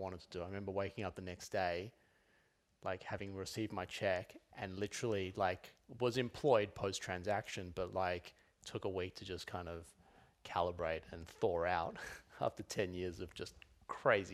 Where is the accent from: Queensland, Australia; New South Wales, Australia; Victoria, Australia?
New South Wales, Australia; Sydney; moved away as an adult; also born or lived in Los Angeles; now in Melbourne, Australia; So, 03, I moved from Sydney to Melbourne, moved to a one-bedroom apartment, and first time out of home.